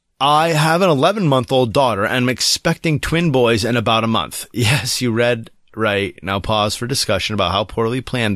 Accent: Australia; now in Madison, United States; Believe it or not, I also live in Madison, Wisconsin, though I am from Australia originally.

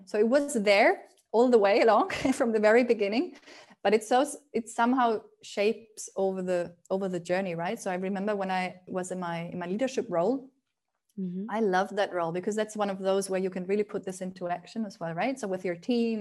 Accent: Spain; moved away; also born or lived in Germany; when I grew up in Spain

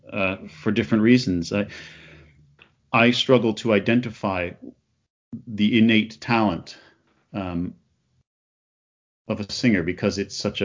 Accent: Canada; now in London, United Kingdom; I'm from Canada

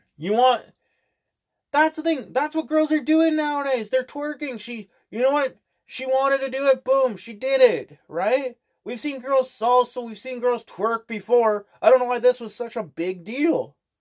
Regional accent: Canada; I'm Canadian

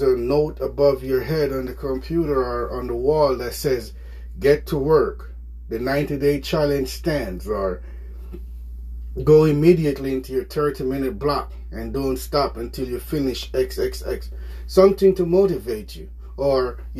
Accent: Jamaica; moved away; I'm from Jamaica

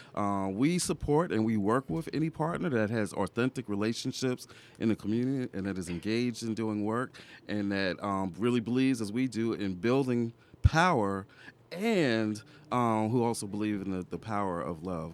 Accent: New York, United States; moved away as an adult; also born or lived in the South; I'm originally from New York.

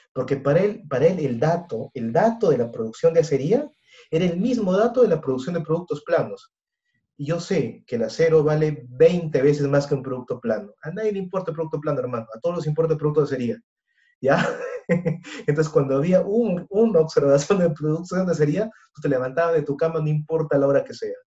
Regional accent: Peru; Conocemos nuestra cultura peruana, la conocemos muy bien, somos peruanos

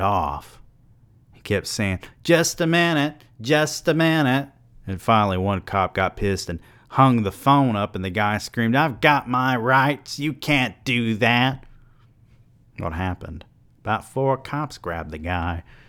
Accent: the South, United States; I'm from the South.

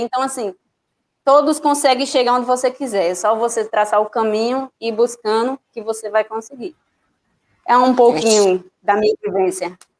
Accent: Juazeiro do Norte, Ceará, Brazil; now in Bahia, Brazil; eu sou cearense, que muita gente não sabe, eu moro aqui na Bahia, mas eu sou natural do Juazeiro do Norte

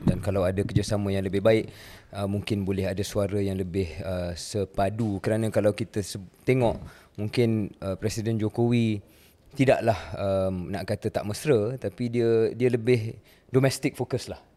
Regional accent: Malaysia; Saya kenalkan diri saya orang Malaysia

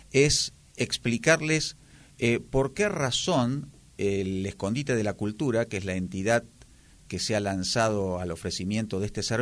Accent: Buenos Aires, Argentina; moved away; De Buenos Aires. Me parece que mi acento me delata en forma inmediata.

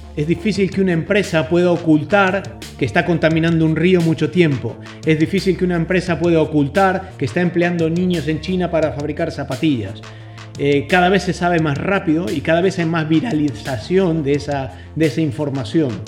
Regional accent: Argentina; como buen argentino

